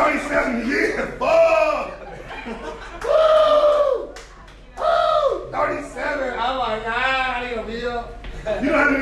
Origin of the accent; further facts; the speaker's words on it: Oakland, California, United States; I'm from Oakland, California, but I just say the Bay Area.